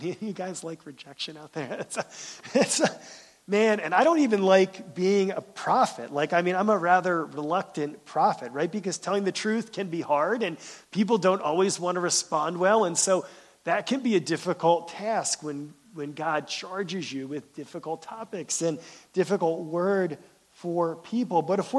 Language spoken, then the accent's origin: English; Pennsylvania, United States; now in Michigan, United States; I'm glad I moved from Pennsylvania. I live in Michigan now because I don't have any family around here.